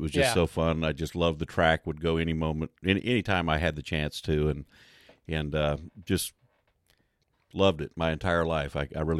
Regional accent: Richardson, Texas, United States; a bunch of guys that I grew up with in Richardson area

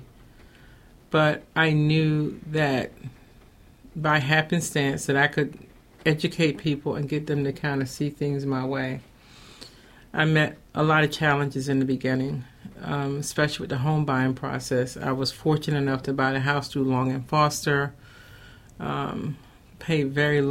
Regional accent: North Carolina, United States; moved away as an adult; also born or lived in New Jersey / Charlotte; now in Baltimore, United States; originally, I'm from North Carolina

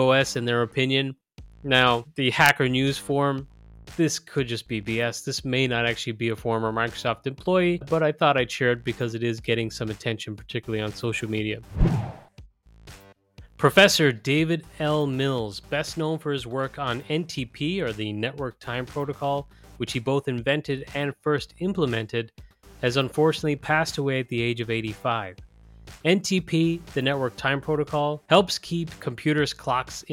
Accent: Ireland; My home country of Ireland

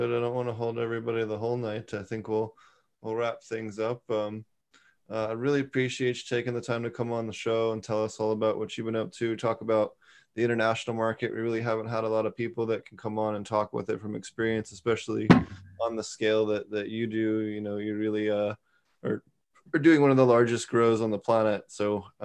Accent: Philadelphia, Pennsylvania, United States; I grew up in Philadelphia

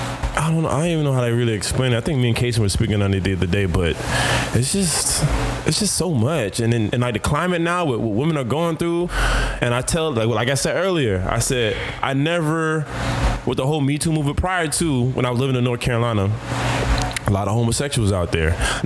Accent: Jamaica; And me being Jamaican, not trying to, I'm trying to be a better version of me, not be in my homophobic, ignorant ways and be that Jamaican.

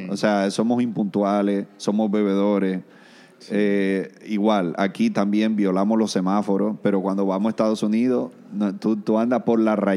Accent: Venezuela; born there; porque yo nací aquí, soy venezolano

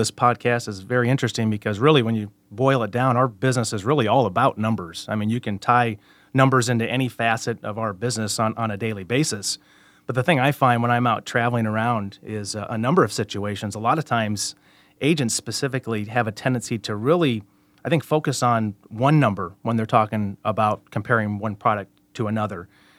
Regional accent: Cedar Rapids, Iowa, United States; I'm from Cedar Rapids, Iowa, just east a couple hours here of Des Moines. Born and raised, graduated from Cedar Rapids Prairie High School

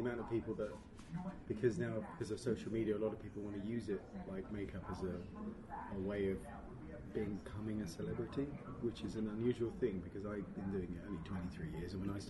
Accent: Canterbury, South East England, United Kingdom; moved away; Canterbury, which is my hometown back in Kent, in England.

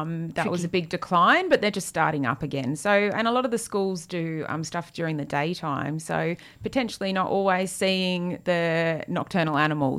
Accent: Queensland, Australia; moved away; I grew up in Queensland

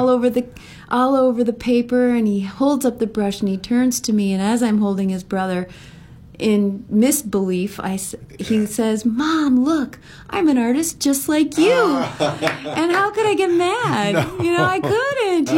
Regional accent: Upper Peninsula of Michigan, United States; moved away as an adult; also born or lived in Rochester, New York; now in Maui, United States; I grew up in the Upper Peninsula of Michigan, surrounded by the Great Lakes

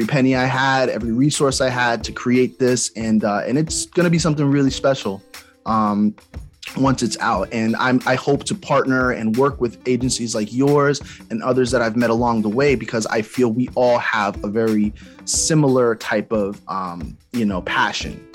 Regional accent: East Orange, New Jersey, United States; I'm from Jersey as well. I'm from East Orange.

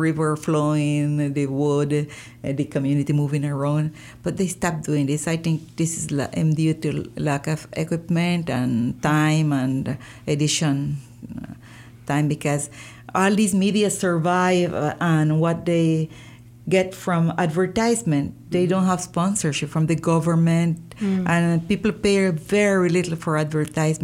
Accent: Bilwi, North Caribbean Coast Autonomous Region, Nicaragua; first language Miskito; English is a second language; I talk Miskito very good. It's my first language

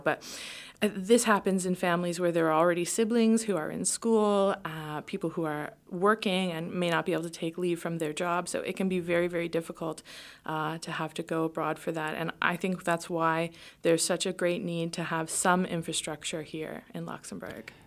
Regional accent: Canada; moved away; we're a Canadian family

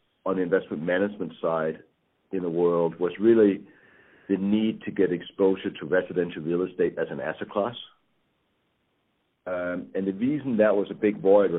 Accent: Denmark; moved away as an adult; now in United States; I'm from Denmark, and I came to the United States about 25 years ago.

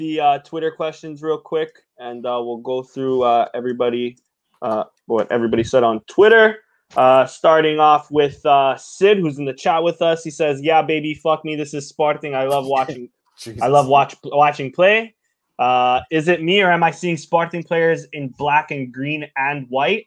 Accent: Canada; as a Canadian

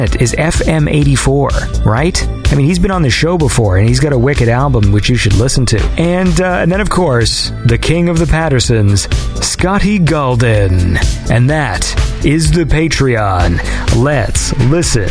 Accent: Canada; I'm Canadian, so I say Z.

